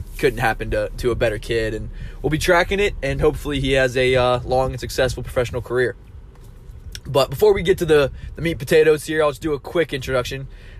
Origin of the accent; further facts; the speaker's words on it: Cincinnati, Ohio, United States; But I'm from Cincinnati. I'm from Liberty Township area. I'm a Lakota kid.